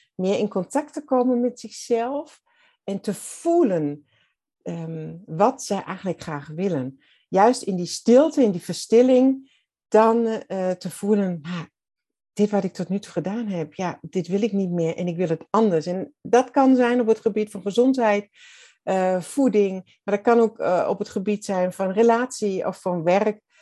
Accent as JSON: {"language": "Dutch", "region": "Southern Germany", "country": "Germany", "second_language": "Dutch", "moved": "as an adult", "lives_now": "Netherlands", "said": "ik ben Duits"}